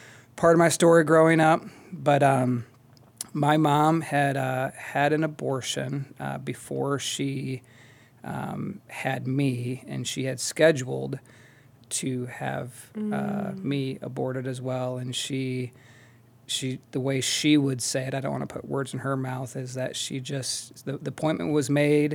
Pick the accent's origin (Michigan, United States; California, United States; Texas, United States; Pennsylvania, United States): Michigan, United States; Midland; moved away as an adult; also born or lived in Wisconsin; now in Akron, United States; I grew up in a small town called Midland, Michigan